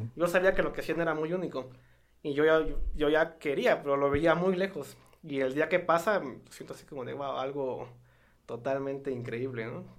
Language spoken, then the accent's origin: Spanish; Santiago Matatlán, Oaxaca, Mexico; born or raised there; moved away as an adult; also born or lived in United States